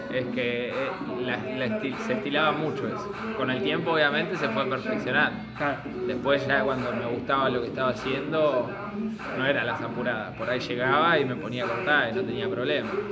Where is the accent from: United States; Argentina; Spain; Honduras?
Argentina; also born or lived in Mar del Plata; somos argentinos